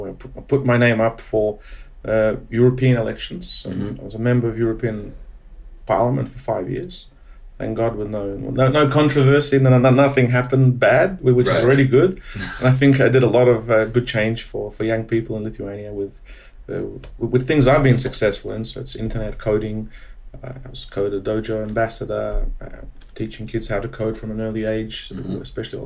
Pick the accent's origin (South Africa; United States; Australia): Australia; Since I've been a gambler since a kid, and growing up in Australia since 12 years old, you know, I guess I was addicted to gambling in some form.